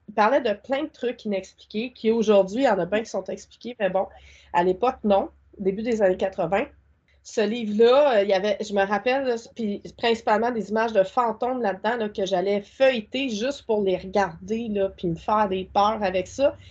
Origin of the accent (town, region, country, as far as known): Quebec, Canada